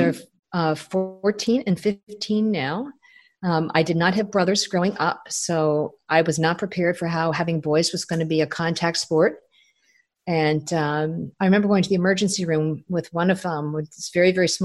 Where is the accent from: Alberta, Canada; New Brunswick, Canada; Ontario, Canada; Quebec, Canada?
Ontario, Canada; Toronto; moved away; I'm from Toronto